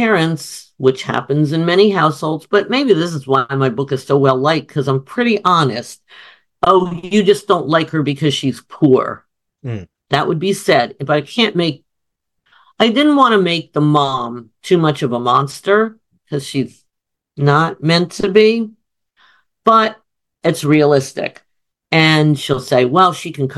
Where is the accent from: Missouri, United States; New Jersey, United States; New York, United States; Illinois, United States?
New Jersey, United States; Summit; where we lived in Summit, New Jersey